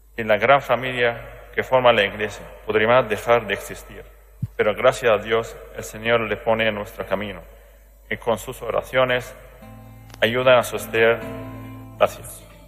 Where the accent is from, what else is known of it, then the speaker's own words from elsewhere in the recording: Aleppo, Aleppo Governorate, Syria; Spanish is a second language; moved away; Alepo, de mi ciudad